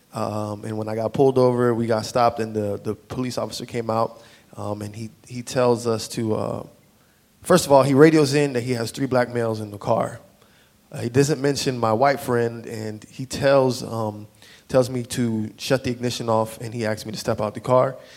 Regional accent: South Florida, United States; moved away; I grew up in South Florida.

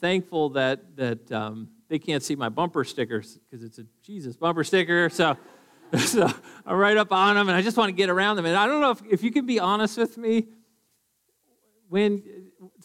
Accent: Duluth, Minnesota, United States; moved away; also born or lived in Eagan, Minnesota; I'm from Duluth originally, and I've lived in Eagan for a little while

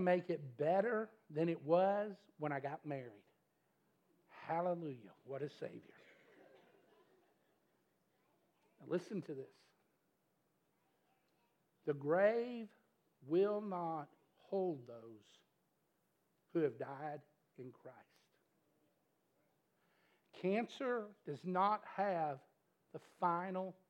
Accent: Metcalfe County, Kentucky, United States; moved away as an adult; now in Glasgow, United States; we are from Chicago, Metcalf County originally

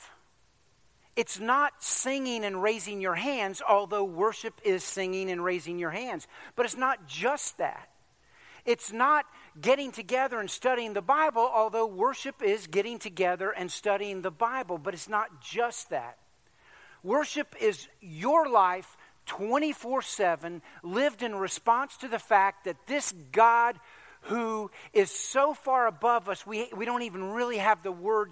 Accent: Virginia Beach, Virginia, United States; growing up in Virginia Beach at that church

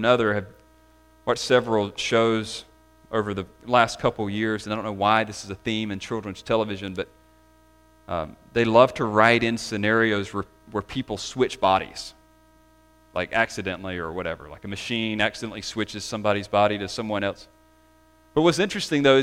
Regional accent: the South, United States; growing up in the South

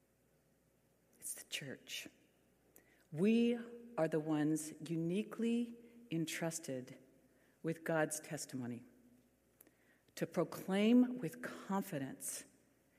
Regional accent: California, United States; we are the ones from California

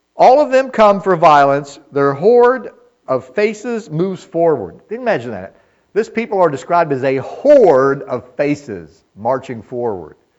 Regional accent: United States; we are as American people

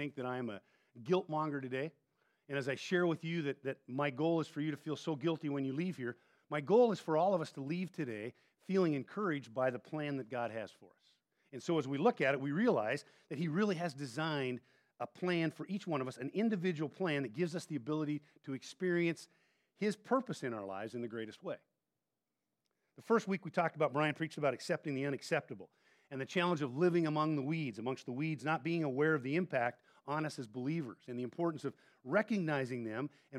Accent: Montana, United States; moved away; I grew up in Montana

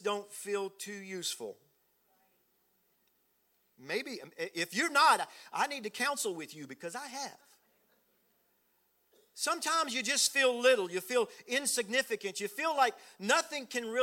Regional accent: South Louisiana, United States; I was raised in South Louisiana, down way down south

